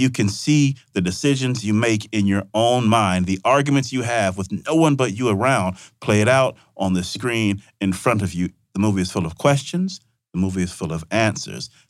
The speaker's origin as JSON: {"language": "English", "town": "Vicksburg", "region": "Mississippi", "country": "United States", "tie": "born or raised there", "said": "my, um, my hometown in Vicksburg."}